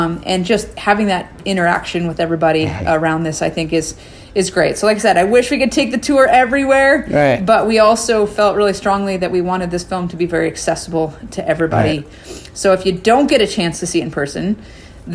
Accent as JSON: {"language": "English", "town": "Anchorage", "region": "Alaska", "country": "United States", "tie": "born or raised there", "said": "my hometown of Anchorage, Alaska"}